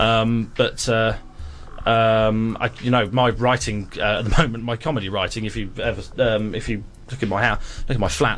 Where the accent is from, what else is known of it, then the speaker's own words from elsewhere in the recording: England, United Kingdom; me being English